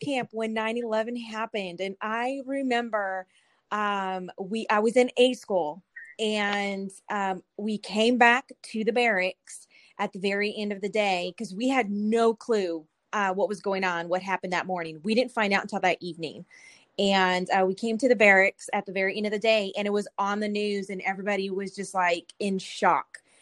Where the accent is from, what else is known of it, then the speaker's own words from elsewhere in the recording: California, United States; moved away as an adult; now in Killeen, United States; I'm from California